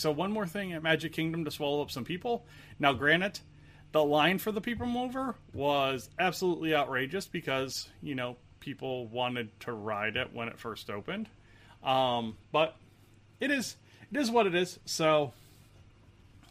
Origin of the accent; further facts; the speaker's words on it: Indianapolis, Indiana, United States; I'm from the Indianapolis area.